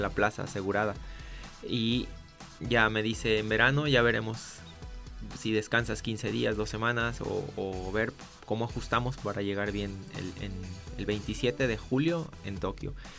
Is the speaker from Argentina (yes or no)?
no; Jojutla, Morelos, Mexico; moved away as an adult; now in Guadalajara, Mexico; Yo soy originario de Jojutla, Morelos eh, no sé si te suenes por el terremoto que fue hace dos años. Ahí nací, ahí viví hasta los 18 años